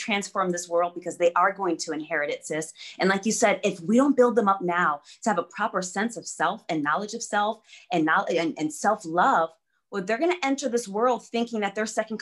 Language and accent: English; United States; English is a second language; also born or lived in Berlin, Germany; growing up in the States